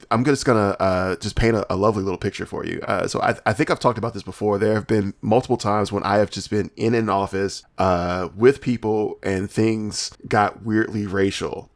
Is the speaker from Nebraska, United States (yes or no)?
no; Alabama, United States; I'm from Alabama